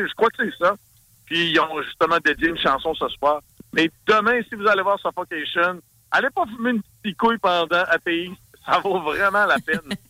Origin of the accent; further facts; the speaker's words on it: Saguenay, Quebec, Canada; accent: Saguenay; Mon accent Saguenay